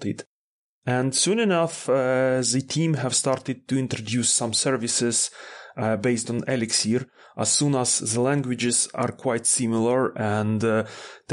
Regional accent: Kyiv, Ukraine; moved away as an adult; now in Stockholm, Sweden; originally, I have arrived from Ukraine, from Kyiv.

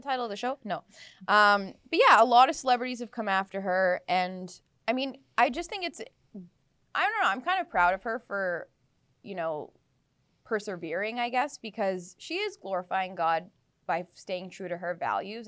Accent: Abbotsford, British Columbia, Canada; my hometown of Abbotsford

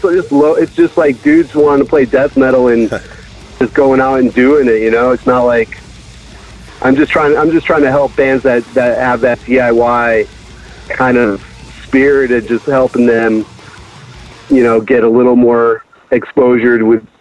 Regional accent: Connecticut, United States; now in Pasadena, United States; I grew up on the East Coast.

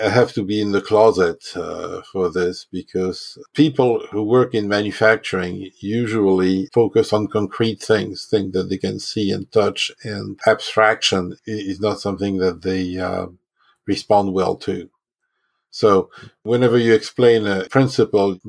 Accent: France; also born or lived in Germany / Japan; now in United States; I was born and raised in France, but I'm an American citizen. I've spent most of my life in the U.S.

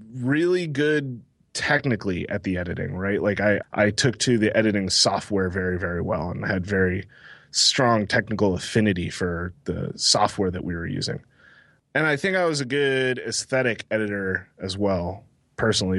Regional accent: Texas, United States; moved away as an adult; now in Massachusetts, United States; I'm from Texas originally

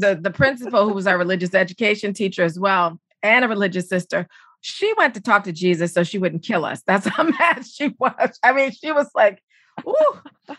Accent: Charleston, South Carolina, United States; I'm a Southerner from Charleston, South Carolina

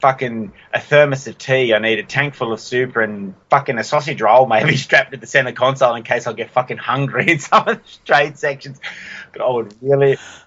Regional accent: Blue Mountains, New South Wales, Australia; also born or lived in Dunedoo; I grew up in the Blue Mountains

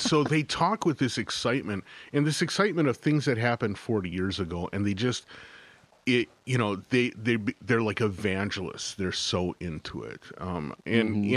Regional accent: Midwest, United States; moved away as an adult; now in Northfield, United States; both my wife and I grew up in the Midwest

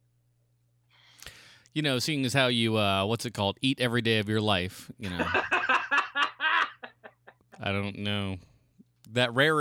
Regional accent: United States; I'm an American

